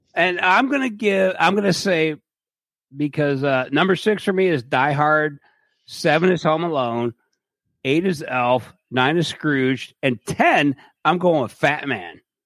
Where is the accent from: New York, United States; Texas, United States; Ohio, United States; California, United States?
Ohio, United States; Cleveland; I I'm from Cleveland